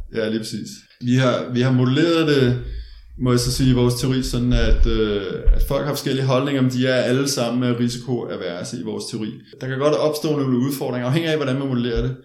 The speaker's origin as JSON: {"language": "Danish", "country": "Denmark", "said": "jeg er jo dansker"}